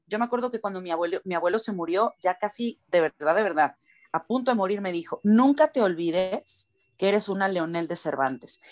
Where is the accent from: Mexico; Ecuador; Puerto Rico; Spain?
Mexico; para nosotros en México, pues yo tengo que hablar como, como nací, ¿no? O sea, con el acento con el que nací